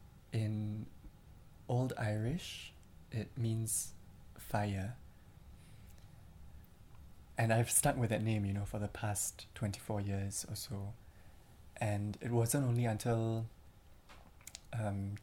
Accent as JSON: {"language": "English", "country": "Singapore", "tie": "born or raised there", "also_born_or_lived": "Glasgow / Berlin", "moved": "as an adult", "said": "I was born in Singapore, and I moved to Glasgow to do my university education, and then to Berlin."}